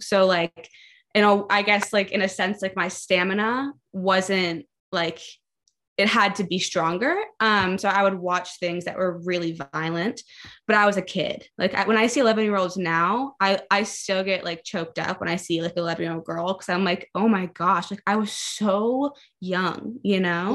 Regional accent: Baltimore, Maryland, United States; I grew up in Baltimore, Maryland

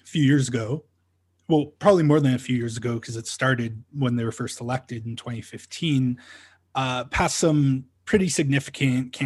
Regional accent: Ontario, Canada; now in Calgary, Canada; I'm originally from Ontario

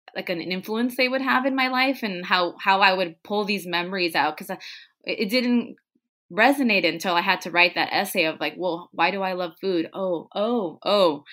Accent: Tijuana, Baja California, Mexico; English is a second language; moved away; when we were growing up in Tijuana. We were learning English the same time my parents, my mom was.

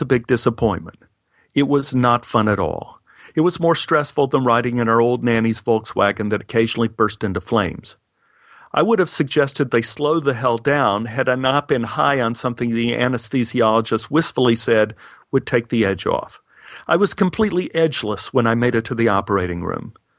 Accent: Texas, United States; I grew up in Texas

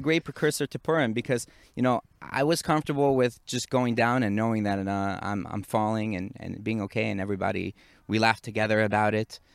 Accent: New York, United States; moved away as an adult; now in Israel; I grew up in the Northeast, in Muncie, New York, and we used to get a lot of snow.

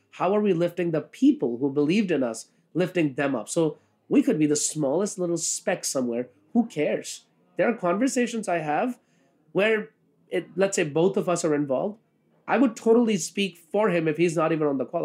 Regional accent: India; now in New York City, United States; who's from India

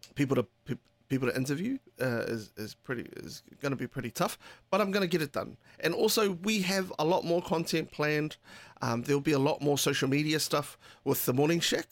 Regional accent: Taranaki, New Zealand; moved away; that's where we're from. That's, we're from Te Aotearoa in Taranaki.

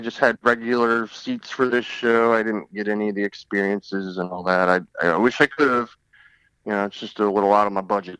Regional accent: Detroit, Michigan, United States; moved away; I'm originally from Detroit

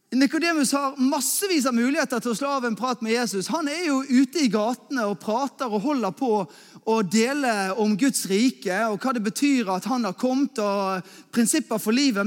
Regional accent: Askøy, Vestland, Norway; also born or lived in Bergen; Jeg er eh, askøyværing. Eh, det betyr at jeg er egentlig bergenser, men at jeg egentlig, egentlig kommer fra Askøy, som er rett ute i havgapet.

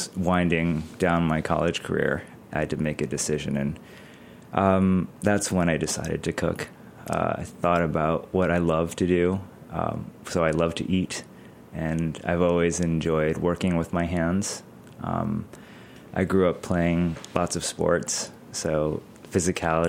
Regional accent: Hartford, Connecticut, United States; I grew up in suburban Hartford, Connecticut

